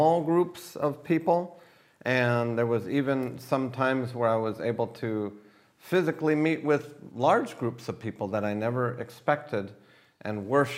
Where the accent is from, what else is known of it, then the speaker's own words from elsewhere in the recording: United States; now in Israel; to America, where actually I was born. And I immigrated from America to Israel